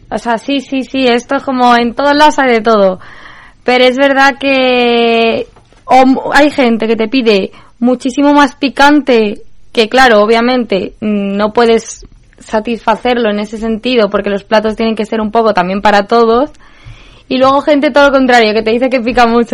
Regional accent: Madrid, Community of Madrid, Spain; como buena madrileña

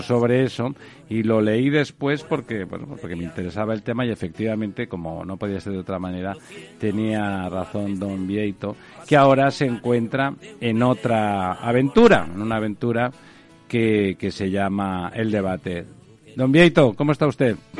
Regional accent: Catalonia, Spain; como catalán

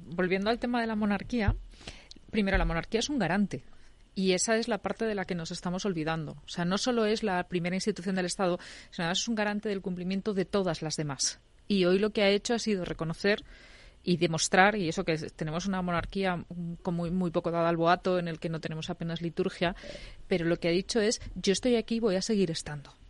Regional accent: León, Castile and León, Spain; soy leonesa

